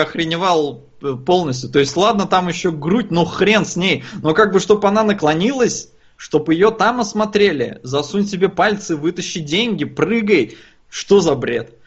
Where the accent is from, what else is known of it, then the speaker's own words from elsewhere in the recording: Estonia; я родился и вырос в Эстонии